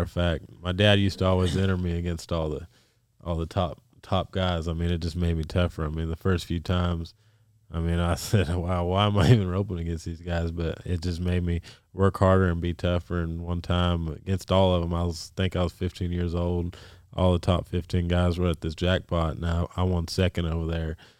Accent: New Mexico, United States; we're from New Mexico

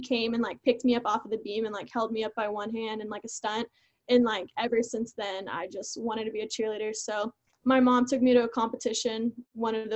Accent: Houston, Texas, United States; also born or lived in England; I'm from Houston

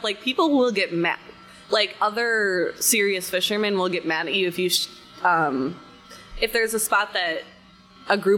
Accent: Rockford, Illinois, United States; moved away; I'm originally from Rockford, Illinois

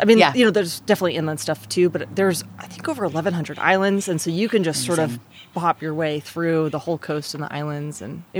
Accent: California, United States; also born or lived in Michigan, United States / Virginia, United States; I moved around a lot. I was born in Michigan. I've lived throughout California, Northern and Southern California. I lived in Virginia a little bit as a kid.

